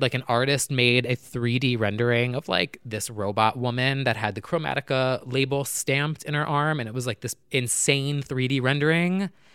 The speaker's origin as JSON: {"language": "English", "region": "New Jersey", "country": "United States", "said": "now I'm from New Jersey."}